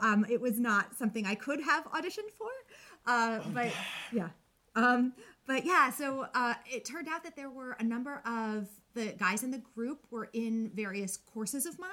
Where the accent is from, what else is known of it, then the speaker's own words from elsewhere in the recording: New York, United States; moved away as an adult; also born or lived in Binghamton, New York; now in Washington, D.C., United States; I'm from New York